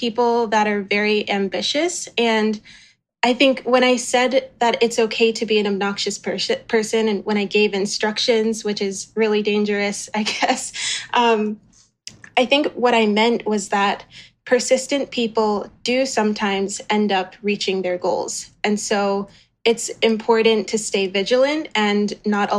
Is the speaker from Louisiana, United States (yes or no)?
yes; New Orleans, Louisiana, United States; growing up in New Orleans for part of my life